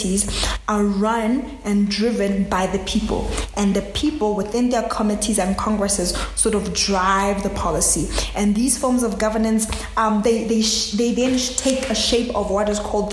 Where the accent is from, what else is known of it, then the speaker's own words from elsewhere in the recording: South Africa; I'm a South African.